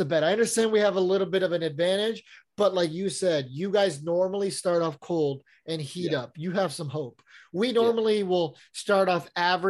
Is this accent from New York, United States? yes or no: no; San Diego, California, United States; I grew up in San Diego.